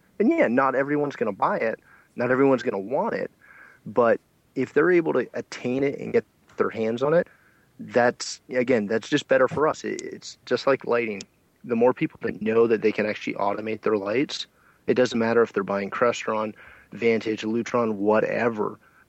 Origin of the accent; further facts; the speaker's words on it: Canada; And again, I'm Canadian, so my numbers may be off for all of our American friends.